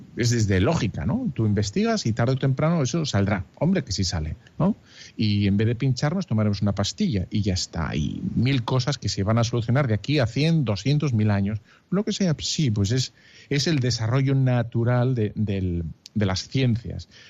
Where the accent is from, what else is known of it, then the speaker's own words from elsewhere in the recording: Bilbao, Basque Country, Spain; soy de Bilbao